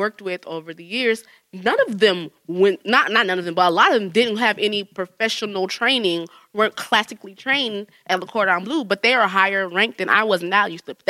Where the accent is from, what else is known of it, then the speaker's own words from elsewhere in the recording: Jamaica; Like, I'm Jamaican.